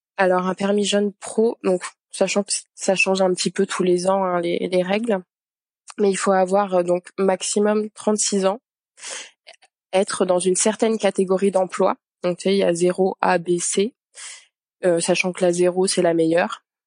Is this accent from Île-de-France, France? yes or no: yes; Yvelines, Île-de-France, France; moved away as an adult; also born or lived in Paris, France; now in Montreal, Canada; j'ai grandi dans les Yvelines